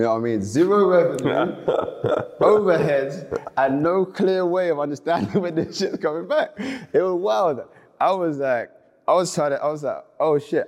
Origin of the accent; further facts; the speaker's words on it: London, United Kingdom; I grew up in Elephant and Castle in the 90s.